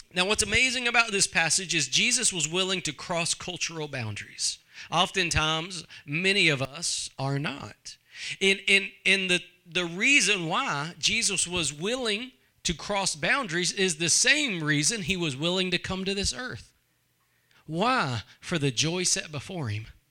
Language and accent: English; East Texas, United States; I'm from East Texas